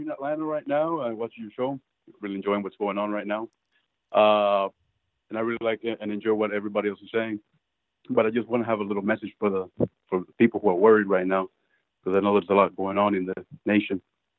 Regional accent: Venezuela; English is a second language; now in United States; I came from Venezuela. I'm Latino.

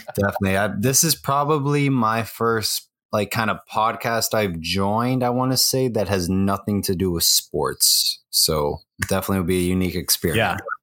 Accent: Miami, Florida, United States; born and raised in Miami, Florida

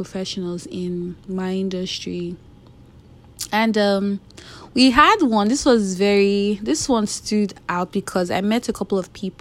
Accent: Nigeria; I'm Nigerian

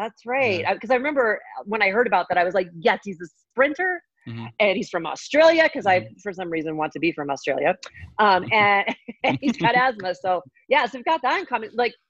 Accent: Colorado, United States; also born or lived in Arizona; I grew up in Colorado. Oh, so grew up here and did all my training here. Went to the University of Arizona for 2 years and then came back to Colorado.

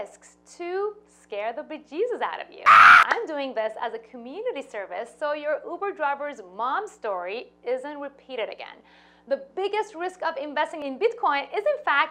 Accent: Iran; moved away; I was born and raised in Iran to a Jewish family.

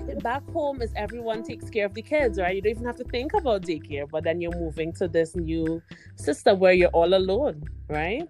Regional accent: Trinidad & Tobago; moved away as an adult; now in Canada; my home country is Trinidad and Tobago, which is in the Caribbean

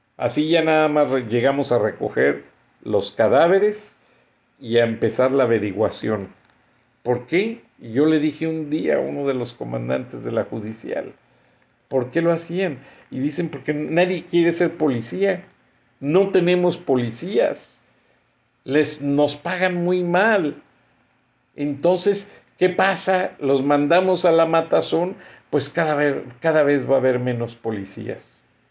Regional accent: Mexico; como persona, como mexicano, como profesionista

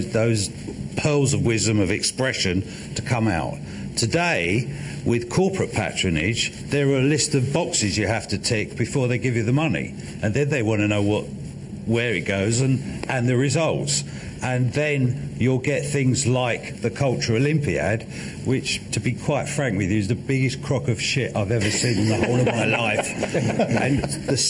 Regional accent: London, United Kingdom; I was born in London. I've lived, except when I'm on a plane, in London all my life

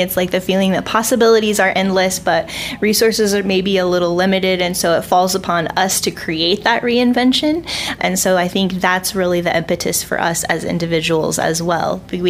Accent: Albuquerque, New Mexico, United States; I grew up in Albuquerque. I went to college and graduate school and lived out of state and worked other places

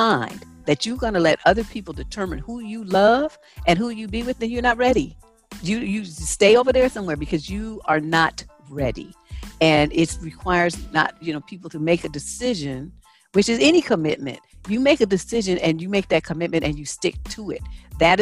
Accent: San Francisco, California, United States; I grew up in San Francisco, which is a melting pot of every corner of the world.

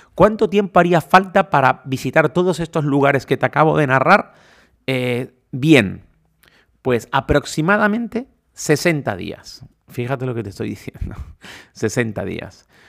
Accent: Canary Islands, Spain; soy canario

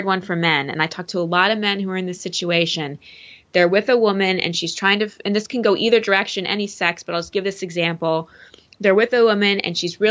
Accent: Texas, United States; I'm from Texas.

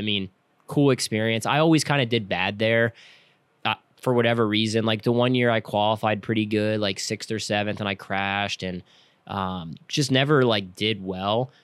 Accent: King of Prussia, Pennsylvania, United States; now in Lancaster, United States; I grew up outside of Philadelphia, uh, near King of Prussia area

